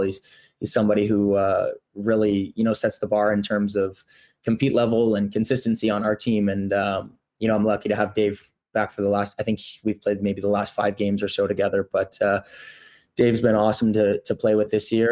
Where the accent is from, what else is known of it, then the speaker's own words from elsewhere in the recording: Toronto, Ontario, Canada; also born or lived in Burlington / Brooks; now in Winnipeg, Canada; I'm from Toronto originally